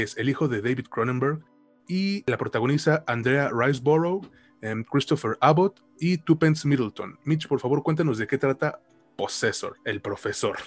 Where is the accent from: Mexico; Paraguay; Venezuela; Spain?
Mexico; yo soy mexicano